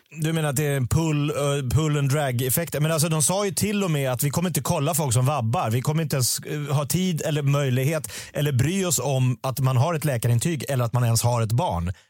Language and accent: Swedish; Sweden; Jag är svensk